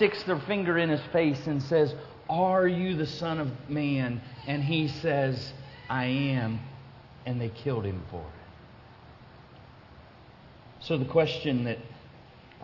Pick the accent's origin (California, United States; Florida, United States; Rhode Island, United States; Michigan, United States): Florida, United States; I'm from Florida